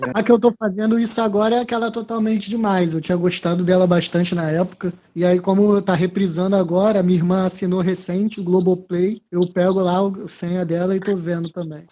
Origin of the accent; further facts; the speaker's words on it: Rio de Janeiro, Brazil; cria, nascido e criado em Realengo